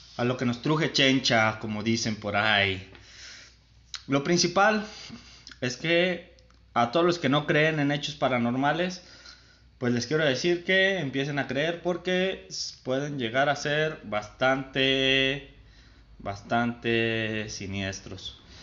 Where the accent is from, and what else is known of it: San Martín, Mexico